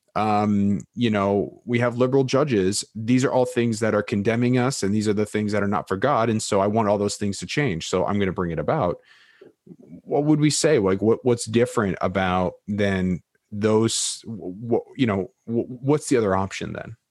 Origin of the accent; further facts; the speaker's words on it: United States; American Evangelicals